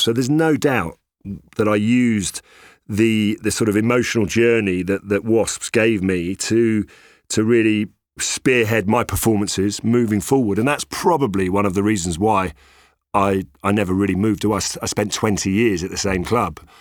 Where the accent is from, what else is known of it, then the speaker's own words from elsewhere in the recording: London, United Kingdom; I'm born and bred in London, uh, even though I've got, you know, lots of roots in, uh, in Ireland and Italy